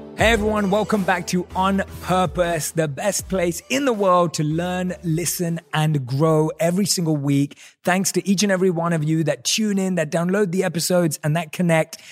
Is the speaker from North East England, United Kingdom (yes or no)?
no; London, United Kingdom; moved away as an adult; now in United States; growing up in London